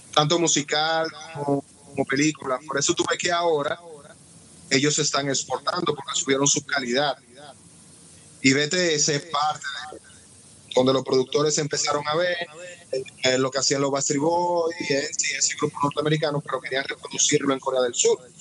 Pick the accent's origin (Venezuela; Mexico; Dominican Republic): Dominican Republic; Yo soy negro y por la forma de hablar, alguna vez si preso, me han dicho que no soy dominicano